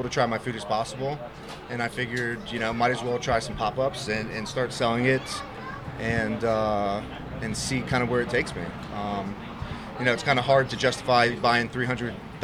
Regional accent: Loudoun County, Northern Virginia, United States; I'm from Northern Virginia in Loudoun County, about 25 miles outside of D.C.

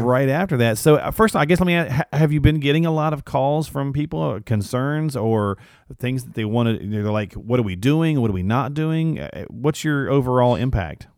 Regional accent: Michigan, United States; now in North Carolina, United States; I'm from Michigan. I used to live not too far, uh, but I'm down in North Carolina now

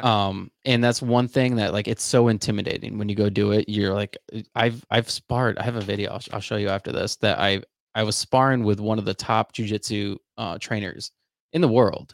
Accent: Charlotte, North Carolina, United States; growing up in Charlotte, I was a part of, uh, this program called Upwards

